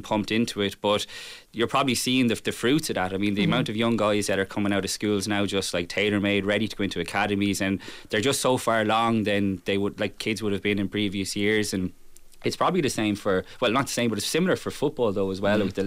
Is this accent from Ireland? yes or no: yes; Limerick, Munster, Ireland; now in Dublin, Ireland; I'm from Limerick